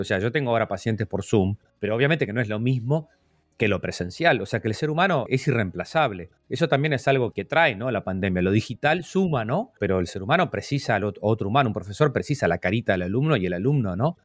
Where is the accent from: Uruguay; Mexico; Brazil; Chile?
Uruguay; uno lo veía acá como uruguayo